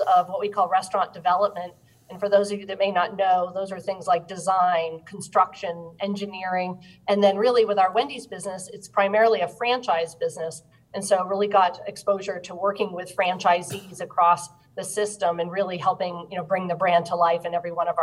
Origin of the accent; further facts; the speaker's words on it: Maine, United States; I grew up in Maine